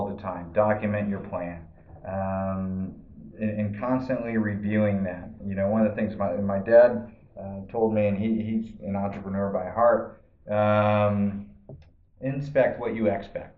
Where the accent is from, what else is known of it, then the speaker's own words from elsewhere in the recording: Massachusetts, United States; now in Arizona, United States; I'm originally from Massachusetts